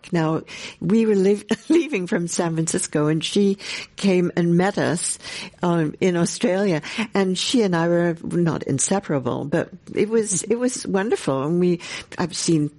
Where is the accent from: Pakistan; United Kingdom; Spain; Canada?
United Kingdom; England; I'm from England, and we used to come over to the United States to visit my grandparents.